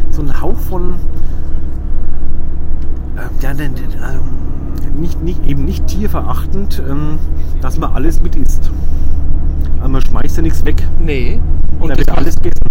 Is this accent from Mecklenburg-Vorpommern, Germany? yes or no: no; Bavaria, Germany; Also ich bin Franke